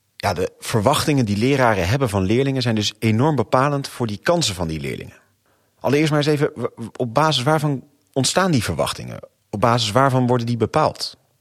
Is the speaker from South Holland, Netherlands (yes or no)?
yes; Rotterdam, South Holland, Netherlands; je weet dat ik uit Rotterdam kom